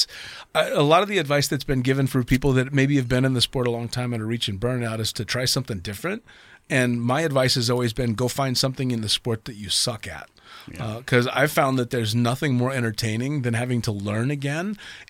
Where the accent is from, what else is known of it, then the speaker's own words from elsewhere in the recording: United States; for me being an American born and raised in the States where we have very different opinions of the Arabic world.